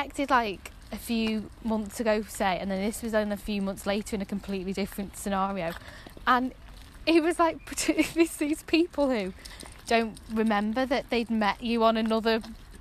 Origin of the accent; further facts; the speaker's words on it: the Wirral, North West England, United Kingdom; accent: Scouse twang; Plastic Scouser. Because I'm from the Wirral, so I'm not a real one